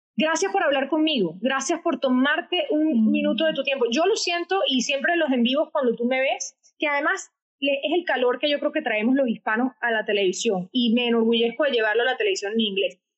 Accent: Caracas, Capital District, Venezuela; first language Spanish; moved away as an adult; now in United States; quiso mandar a un campamento con mucho esfuerzo económico en Minnesota, desde Caracas, para que yo aprendiera inglés

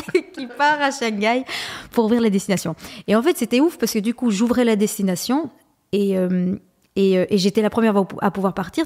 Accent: Belgium; j'ai fait euh, l'équivalent de l'HEC euh, mais en Belgique. Je suis belge

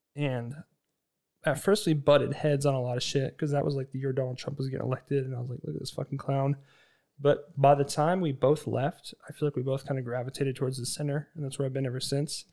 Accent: Kootenai County, Idaho, United States; moved away; I'm from Kootenai County

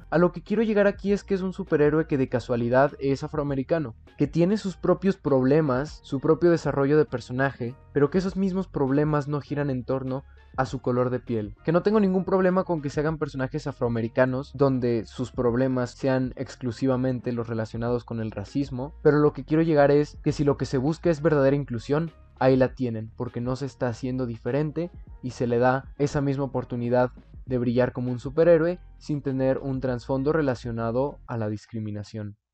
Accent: Mexico; mis padres nacieron en México, yo nací en México

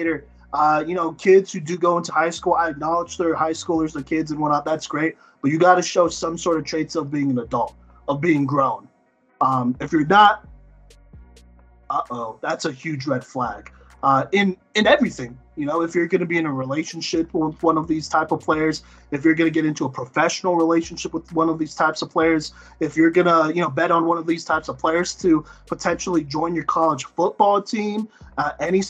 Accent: Dallas, Texas, United States; I'm from South Dallas

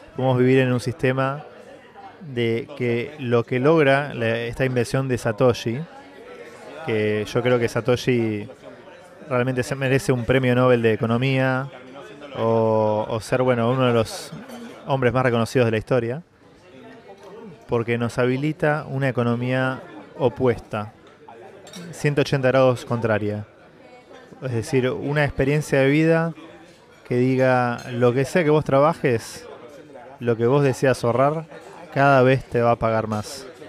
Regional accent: Argentina; Yo soy argentino

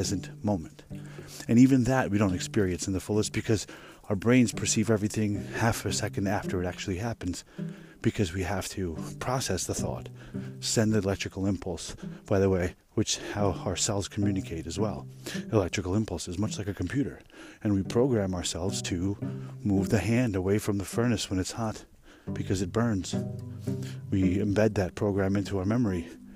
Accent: United States; here we are in America

